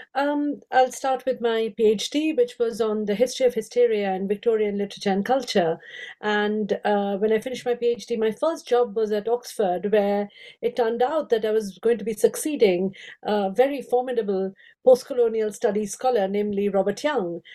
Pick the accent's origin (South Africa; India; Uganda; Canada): India; moved away as an adult; now in United Kingdom; I grew up in India. I have five Indian languages